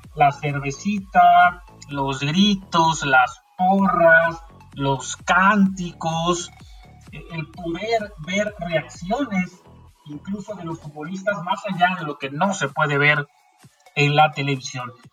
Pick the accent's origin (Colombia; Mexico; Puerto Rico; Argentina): Mexico; en México creo que no somos así